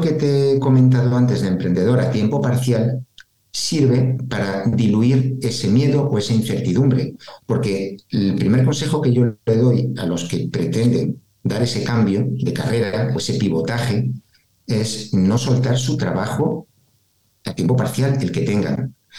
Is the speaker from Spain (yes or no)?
yes; Spain; como latinos y además españoles